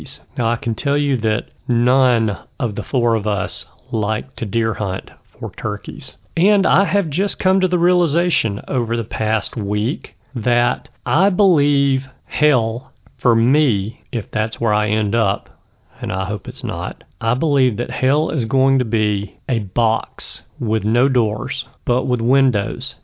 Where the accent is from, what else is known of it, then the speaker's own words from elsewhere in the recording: Alabama, United States; my home state of Alabama